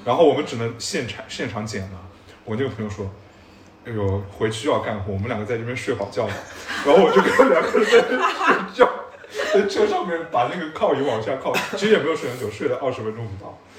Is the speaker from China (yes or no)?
yes; Shanghai, China; 我虽然是个上海人啊，但是我是在上海的乡下长大的啊，所以我小时候也会去那种田里面插秧和打水漂